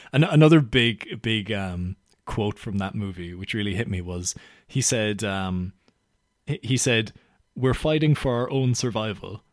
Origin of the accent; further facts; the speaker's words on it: Ireland; now in London, United Kingdom; I'm from Ireland